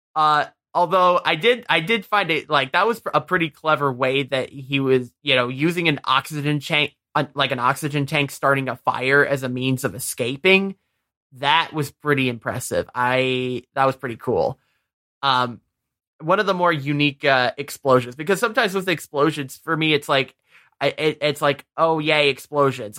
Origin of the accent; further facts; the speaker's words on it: Michigan, United States; we're from Michigan